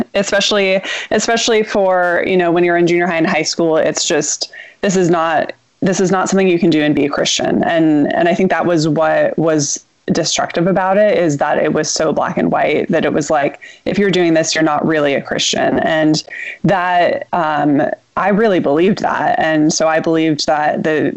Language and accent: English; Southern California, United States; moved away as an adult; also born or lived in New York City; I grew up in Southern California, what I consider sort of an idyllic childhood in the suburbs